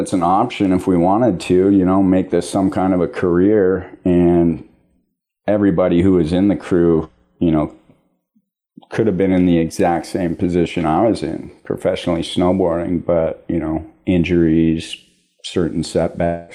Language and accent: English; Juneau, Alaska, United States; I grew up in Juneau, Alaska, and started skiing when I was about 4